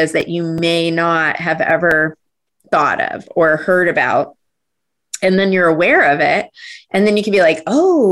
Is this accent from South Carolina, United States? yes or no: no; Cottonwood, Arizona, United States; moved away; I grew up in Northern Arizona in a small town, Cottonwood